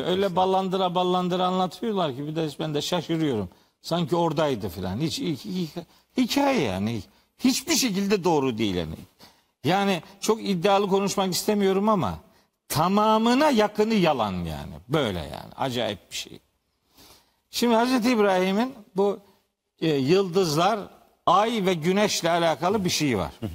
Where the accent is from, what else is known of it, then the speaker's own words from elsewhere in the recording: Trabzon, Turkey; ben Trabzonluyum